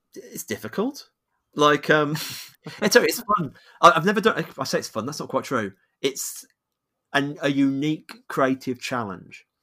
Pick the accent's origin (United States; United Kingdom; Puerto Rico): United Kingdom; I'm British